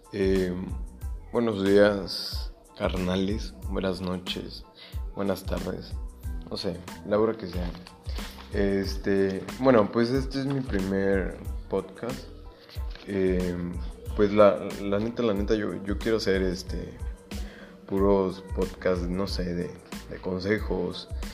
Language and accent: Spanish; Mexico; yo soy de México